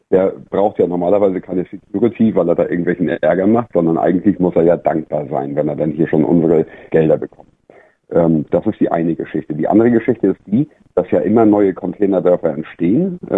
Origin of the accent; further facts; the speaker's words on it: Schleswig-Holstein, Germany; Ich komme aus, aus Dithmarschen, Schleswig-Holstein.